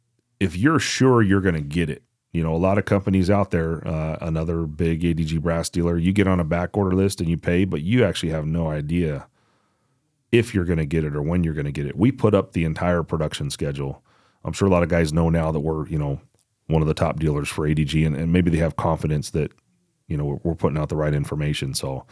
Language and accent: English; Georgia, United States; born there; Yeah. I was born in Georgia, so I could.